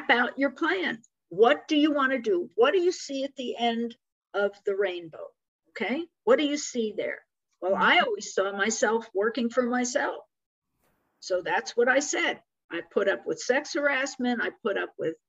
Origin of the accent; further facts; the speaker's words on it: Metuchen, New Jersey, United States; moved away; also born or lived in San Diego; where I grew up in Metuchen, New Jersey